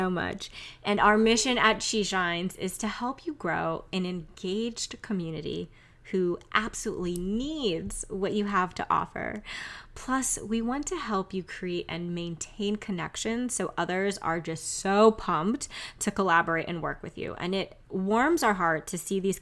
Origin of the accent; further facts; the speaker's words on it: New York City, New York, United States; now in Philadelphia, United States; I am originally from Queens, New York, and I live in Philadelphia now